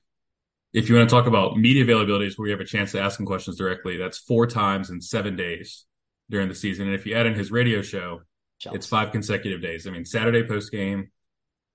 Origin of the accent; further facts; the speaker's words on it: Denver, North Carolina, United States; also born or lived in Chapel Hill, North Carolina; I am a North Carolina guy, born and bred. I grew up near Charlotte in Denver, North Carolina, which is not the Colorado one